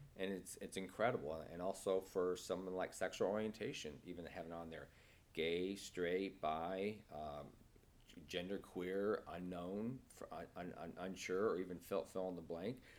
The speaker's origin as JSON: {"language": "English", "region": "Nebraska", "country": "United States", "tie": "born or raised there", "also_born_or_lived": "Kansas City, Missouri", "moved": "as an adult", "lives_now": "San Francisco, United States", "said": "I was born and raised in, in Nebraska"}